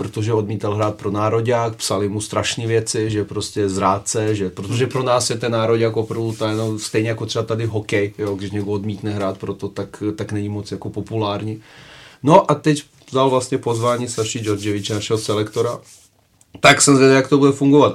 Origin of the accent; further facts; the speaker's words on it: Serbia; now in Czech Republic; jsem Srb